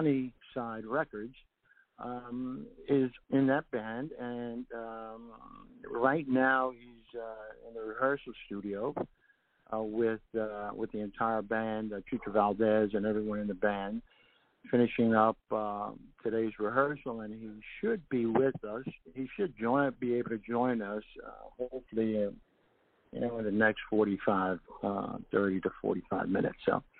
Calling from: Puerto Rico; I'm here calling from Puerto Rico

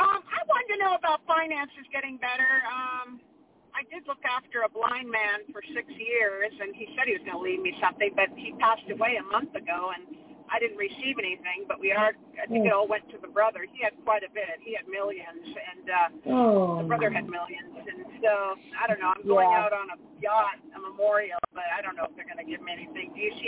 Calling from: California, United States; in California.

